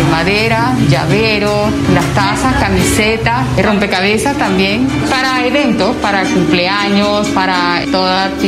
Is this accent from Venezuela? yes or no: yes; Venezuela; moved away as an adult; now in Colombia; Salir de Venezuela, llegar acá y enfrentarnos con algo totalmente diferente